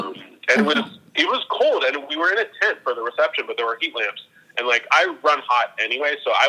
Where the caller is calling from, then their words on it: Little Silver, New Jersey, United States; I am coming in from Little Silver, New Jersey.